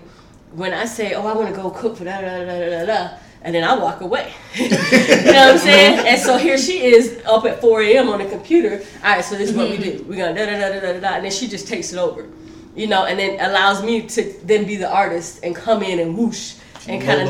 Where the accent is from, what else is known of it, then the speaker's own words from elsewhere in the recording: South Florida, United States; now in Seattle, United States; we're from South Florida